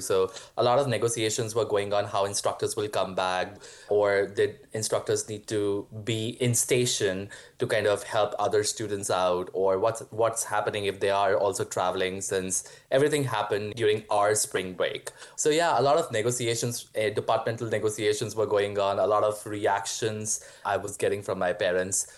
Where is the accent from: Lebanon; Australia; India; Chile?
India; moved away as an adult; also born or lived in Mankato, Minnesota, United States; now in United States; I grew up in India